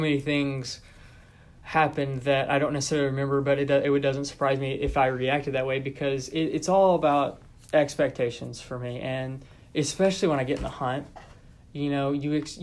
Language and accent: English; Texarkana, United States; I'm from Texarkana